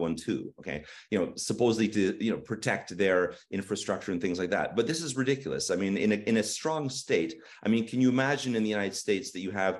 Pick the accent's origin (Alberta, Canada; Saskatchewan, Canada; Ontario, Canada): Ontario, Canada; just outside of Toronto; moved away as an adult; now in Kyiv, Ukraine; I'm born and raised in Canada in just outside of Toronto.